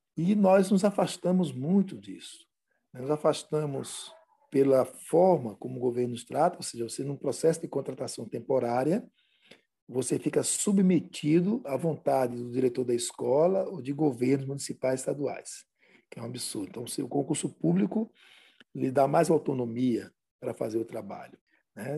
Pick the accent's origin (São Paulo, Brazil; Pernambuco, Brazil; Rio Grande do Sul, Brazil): Pernambuco, Brazil; Eu sou do estado de Pernambuco